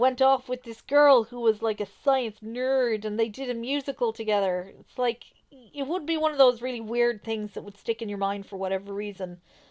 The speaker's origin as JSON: {"language": "English", "country": "Ireland", "said": "we're Irish"}